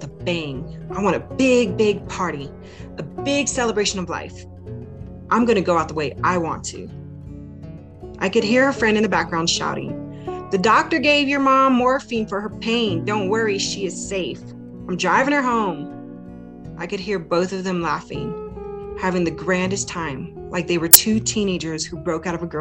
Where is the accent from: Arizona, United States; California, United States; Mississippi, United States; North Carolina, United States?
Arizona, United States; moved away as an adult; now in Wyoming, United States; my friends and family back in my home state of Arizona.